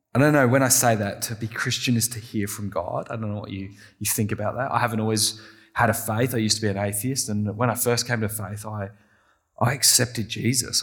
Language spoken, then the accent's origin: English; England, United Kingdom; I'm very English